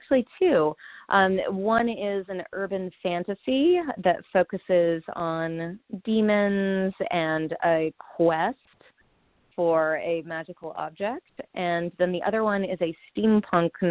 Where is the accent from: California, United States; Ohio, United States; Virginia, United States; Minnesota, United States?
Virginia, United States; near Charlottesville; Charlottesville, Virginia, which is not too far away from my hometown